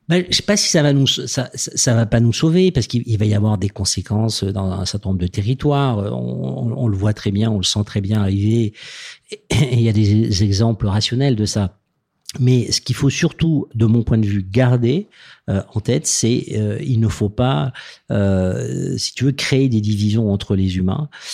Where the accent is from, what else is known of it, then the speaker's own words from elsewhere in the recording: Toulouse, Occitania, France; venant de Toulouse, moi je suis né dans le Sud-Ouest, donc je, c'est vrai j'ai, voilà, j'ai vécu un peu dans, dans l'univers des canards